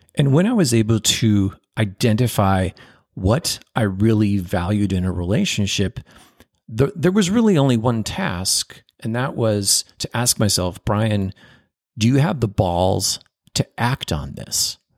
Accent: Chicago, Illinois, United States; I was born in Chicago

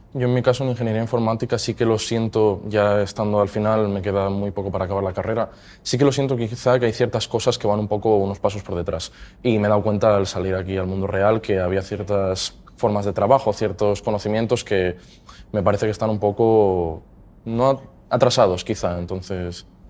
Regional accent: Mieres, Asturias, Spain; vengo de Mieres. Eh, el colegio estudié en el Santo Domingo eh, de Mieres también y el Instituto Bernardo de Quirós

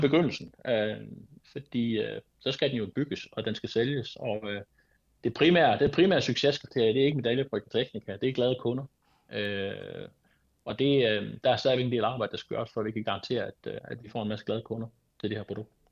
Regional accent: Denmark; jeg er dansker

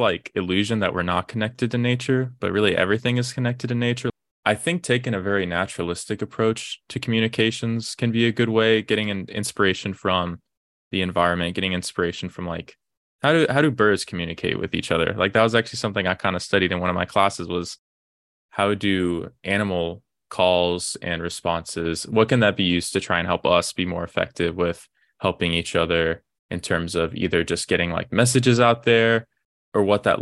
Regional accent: Austin, Texas, United States; I'm originally from Austin, Texas. Grew up there.

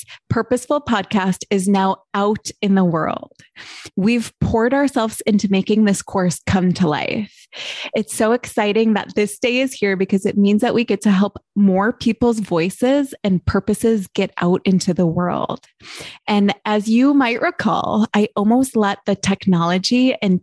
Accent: Midwest, United States; we are from the Midwest

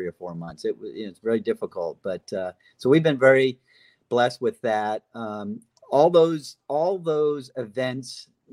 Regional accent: Hollywood, Florida, United States; also born or lived in New England / Fort Myers, Florida; I was born up there with my family, and then we moved to Florida when I was about 6 years old, and I grew up over on the East Coast in Hollywood, Florida

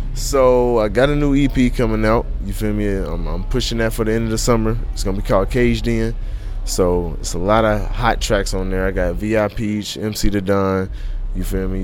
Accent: Covington, Kentucky, United States; also born or lived in Joliet, Illinois; now in Cincinnati, United States; I always rep Covington because that's where I grew up

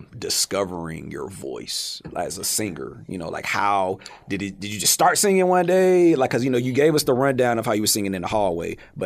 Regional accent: Houston, Texas, United States; So, you know, growing up in Houston, as a whole, you know, I got on my Pennsylvania hoodie.

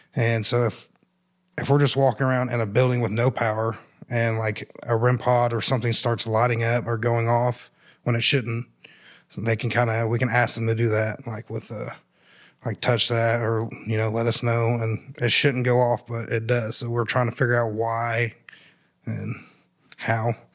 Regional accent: Columbus, United States; I grew up here in Columbus.

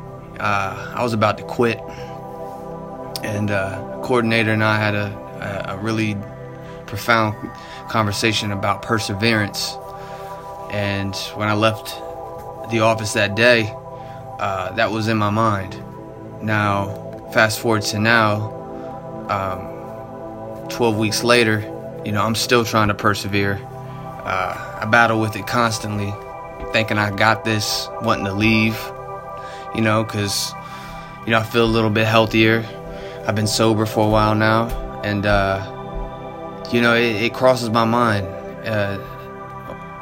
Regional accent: Hampton, Virginia, United States; also born or lived in Newport News, Virginia; I come from Hampton, Virginia, born in Newport News

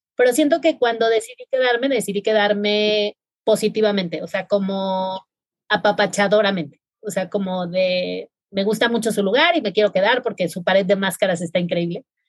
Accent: Mazatlán, Sinaloa, Mexico; Yo soy de Mazatlán, Sinaloa

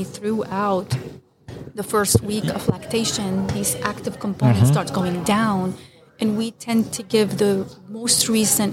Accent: Lebanon; moved away as an adult; now in Oklahoma, United States; I'm from Lebanon. And I did my residency, my medical school residency and fellowship in Lebanon.

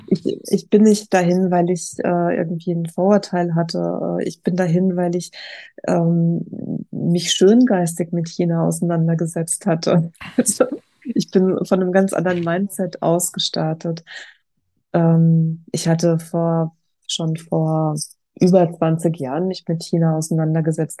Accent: Germany; als Deutsche

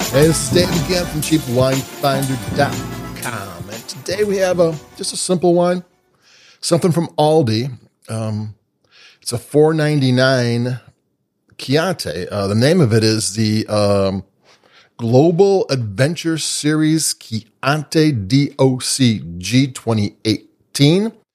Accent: Chicago, Illinois, United States; I'm from Chicago

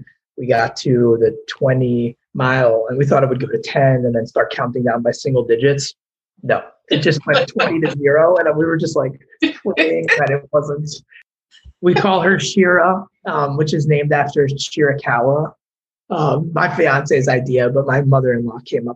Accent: New York area, United States; moved away; also born or lived in Florida; I'm originally from the New York area

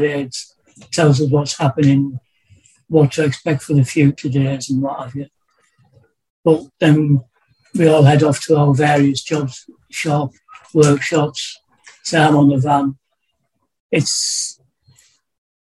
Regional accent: Darlington, North East England, United Kingdom; moved away as an adult; also born or lived in Bolton; I was brought up in the North East in Darlington, about 30 miles south of here

